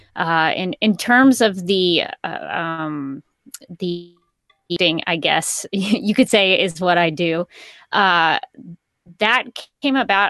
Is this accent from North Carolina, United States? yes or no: no; Alabama, United States; I am from Alabama.